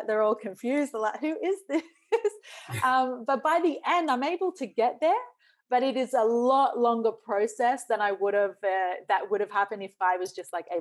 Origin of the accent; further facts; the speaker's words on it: Australia; also born or lived in New Zealand; I grew up in Australia. So when I say I'm Australian